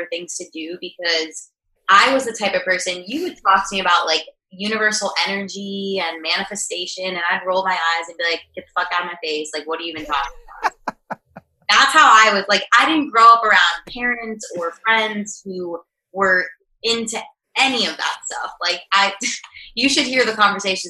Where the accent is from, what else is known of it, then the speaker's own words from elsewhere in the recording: Pembroke Pines, Florida, United States; moved away as an adult; also born or lived in Gainesville, Florida; now in Austin, United States; I'm originally from South Florida.